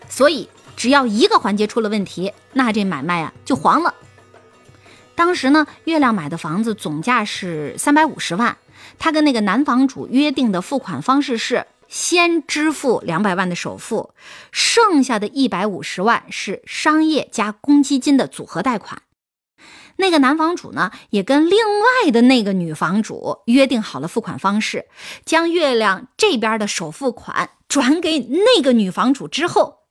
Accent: Jiaodong, Shandong, China; 我是胶东那边的人

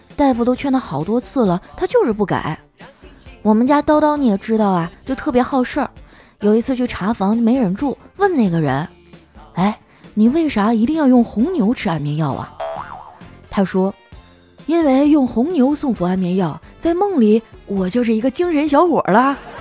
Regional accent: Shenyang, Liaoning, China; moved away as an adult; now in Shanghai, China; 一听你提沈阳，我都有点想家了

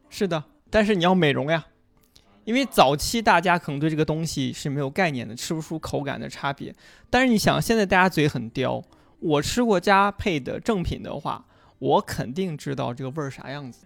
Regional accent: Xi'an, Shaanxi, China; 我讲我们临潼故事，我是个临潼人。我们临潼当地有一个，呃，骊山乳品厂。就是当地一个很小的乳品厂。我是喝着这个奶长大的

